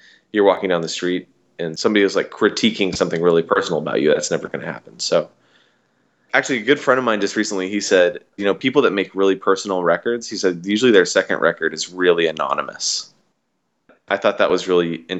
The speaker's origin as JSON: {"language": "English", "region": "Washington", "country": "United States", "said": "I'm from Washington State"}